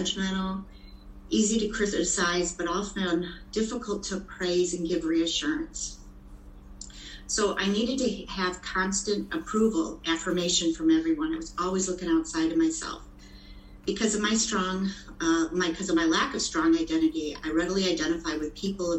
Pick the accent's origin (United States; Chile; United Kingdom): United States; Chicago, Illinois; I was born in Chicago, Illinois, in the Lincoln Park area